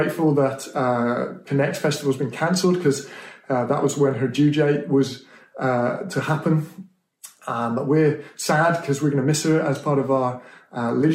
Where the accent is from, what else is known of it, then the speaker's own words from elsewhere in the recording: Stroud, South West England, United Kingdom; I grew up in Stroud in Gloucestershire